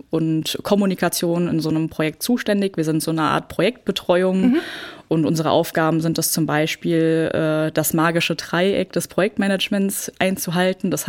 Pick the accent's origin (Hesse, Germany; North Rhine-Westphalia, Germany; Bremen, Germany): Hesse, Germany; Frankfurt; Ja, genau. Ich bin gebürtige Frankfurterin.